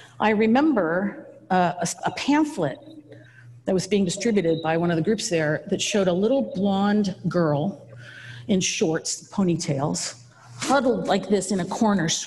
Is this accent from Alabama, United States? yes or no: no; Napa, California, United States; I grew up here in Browns Valley.